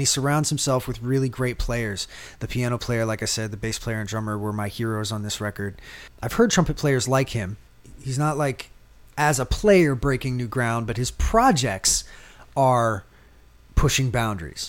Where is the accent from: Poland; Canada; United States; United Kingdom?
United States; East Coast; now in New Orleans, United States; I grew up on the East Coast